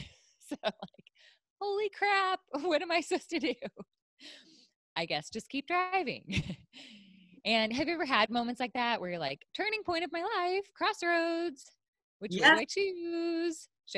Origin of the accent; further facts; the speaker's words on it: Illinois, United States; also born or lived in Ohio; now in San Diego, United States; I'm from Illinois, and I lived in Ohio.